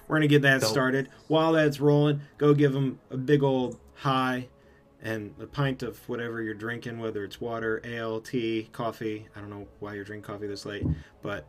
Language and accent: English; Midwest, United States; I'm from the Midwest.